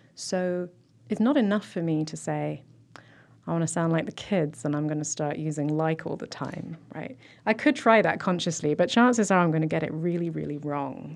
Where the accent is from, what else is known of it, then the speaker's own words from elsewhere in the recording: South East England, United Kingdom; moved away as an adult; now in Lansing, United States; I grew up in Southeast England